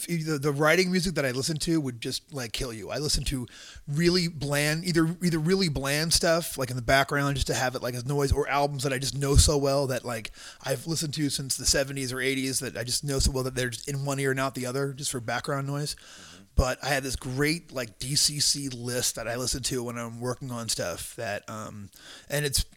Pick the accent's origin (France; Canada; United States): United States; Long Island, New York; moved away; also born or lived in Houston, Texas; I grew up on Long Island